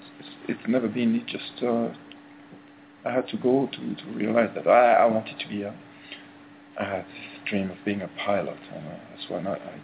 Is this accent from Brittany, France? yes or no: yes; Brittany, France; In France, in Brittany.